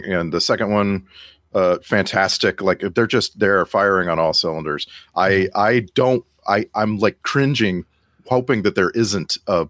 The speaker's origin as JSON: {"language": "English", "area": "the Valley", "region": "Texas", "country": "United States", "said": "I was from the Valley."}